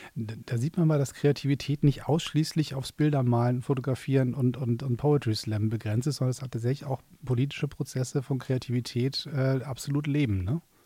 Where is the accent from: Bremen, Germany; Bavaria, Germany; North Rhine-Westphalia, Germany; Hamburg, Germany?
Hamburg, Germany; moved away as an adult; now in Berlin, Germany; ich bin ja Exil-Hamburger, ich, ich, muss ja in Berlin wohnen